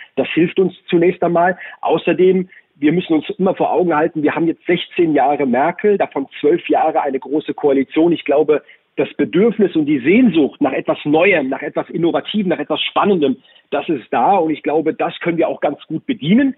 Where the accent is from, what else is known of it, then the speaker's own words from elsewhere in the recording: Baden-Württemberg, Germany; in Baden-Württemberg, in meinem Heimatbundesland